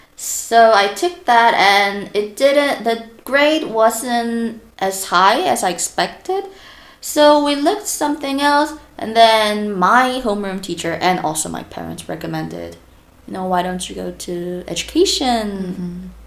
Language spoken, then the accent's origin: English; South Korea; I'm from South Korea